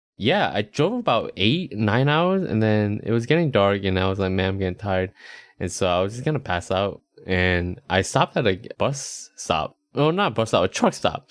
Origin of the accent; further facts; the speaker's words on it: Charlotte, North Carolina, United States; also born or lived in Texas; now in Austin, United States; I was going home to Charlotte